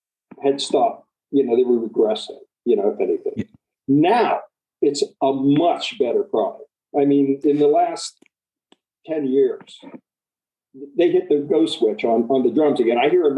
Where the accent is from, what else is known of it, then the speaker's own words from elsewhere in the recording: Midwest, United States; He's from the Midwest. I'm from the Midwest.